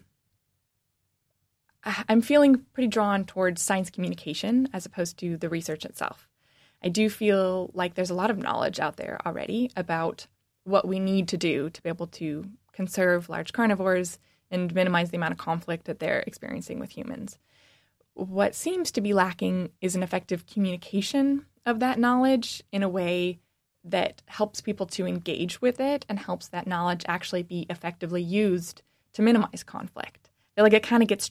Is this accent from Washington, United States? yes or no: yes; Washington, United States; born or raised there; moved away as an adult; now in Michigan, United States